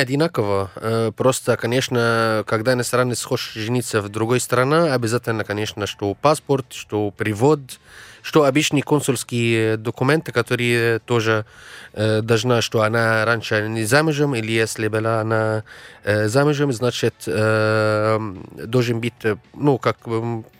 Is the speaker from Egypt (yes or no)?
yes; Egypt; Russian is a second language; moved away; в нашей стране